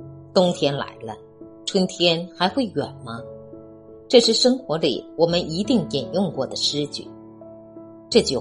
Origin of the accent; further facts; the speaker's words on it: China; 我们中国人的传统文化